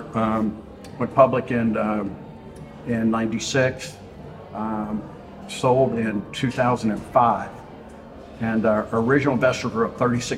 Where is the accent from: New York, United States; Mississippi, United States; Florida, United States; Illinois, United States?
Mississippi, United States; Vicksburg; moved away as an adult; now in Houston, United States; I was born in Vicksburg, Mississippi, and I lived there for 18 years